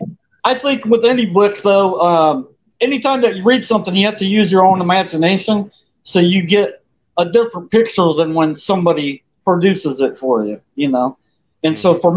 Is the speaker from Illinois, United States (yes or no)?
yes; Milan, Illinois, United States; I'm from a little town in western Illinois called Milan. It's right on the Mississippi River